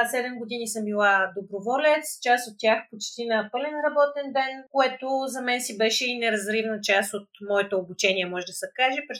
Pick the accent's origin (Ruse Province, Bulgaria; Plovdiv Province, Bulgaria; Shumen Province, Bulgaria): Plovdiv Province, Bulgaria; Plovdiv; аз съм родена в Пловдив